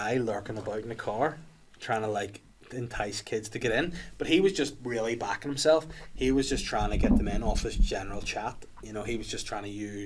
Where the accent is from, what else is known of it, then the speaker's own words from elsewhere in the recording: Bangor, Northern Ireland, United Kingdom; So I was moving to my home city. I love Bangor by the sea.